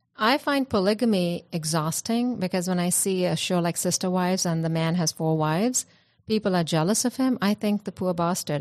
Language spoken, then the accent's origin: English; India; I come from India